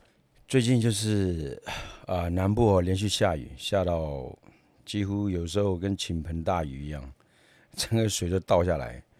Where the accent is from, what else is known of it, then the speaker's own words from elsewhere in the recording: Myanmar; 因为我前面有讲过，我以前从缅甸来的，那你说在缅甸好了，每年啊，就是缅甸是三个季节而已